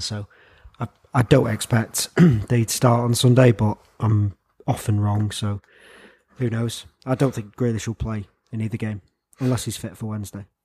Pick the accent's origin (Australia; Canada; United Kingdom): United Kingdom; England; as an Englishman